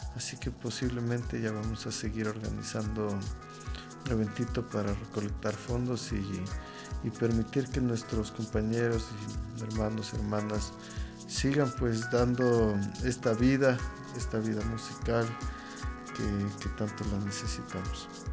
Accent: Ecuador; en Ecuador

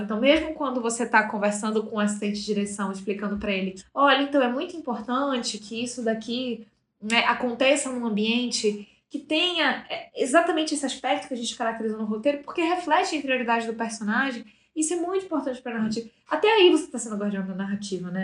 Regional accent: Manaus, Amazonas, Brazil; moved away as an adult; now in São Paulo, Brazil; uma adolescente que foi nascida e criada em Manaus. Para quem não sabe, eu sou de lá, mas moro em São Paulo já há seis anos

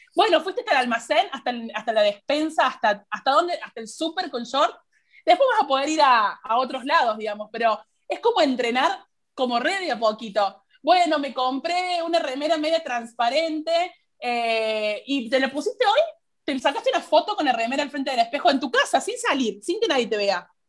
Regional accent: Argentina; hablo desde mi país porque es lo que conozco

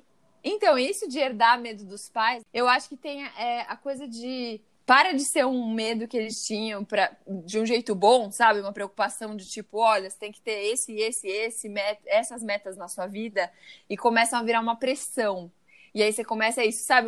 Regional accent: Brazil; somos brasileiros.

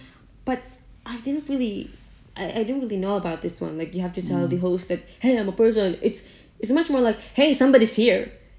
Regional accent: Visayas, Philippines; moved away; We have different languages, and this one is a Tagalog language, and I'm from Visaya.

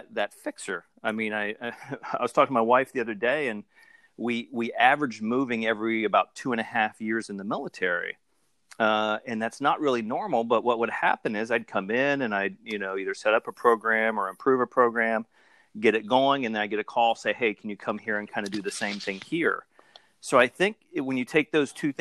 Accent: Ohio, United States; moved away as an adult; born and raised in Ohio, kind of moved all over the world after high school, joined the Army.

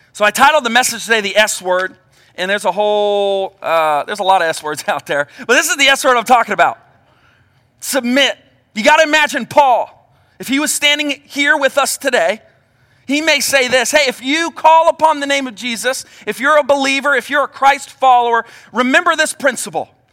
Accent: Cincinnati, Ohio, United States; I grew up in Cincinnati

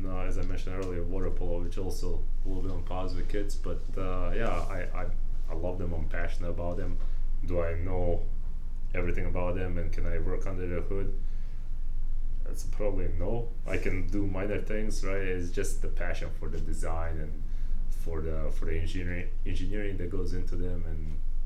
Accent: Bosnia & Herzegovina; now in United States; Bosnians who already know how we succeeded

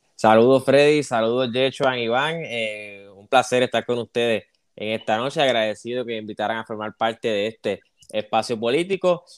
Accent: Arecibo, Puerto Rico; also born or lived in Camuy; soy de Arecibo y Camuy

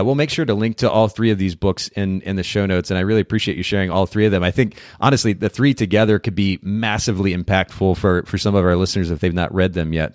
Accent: Japan; moved away; I grew up in Japan.

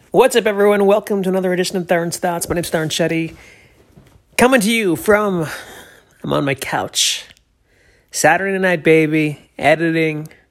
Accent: New Hampshire, United States; I'm from New Hampshire

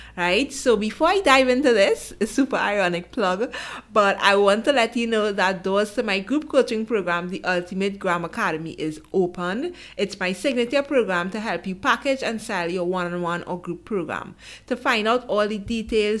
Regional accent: Trinidad & Tobago; I'm from Trinidad and Tobago.

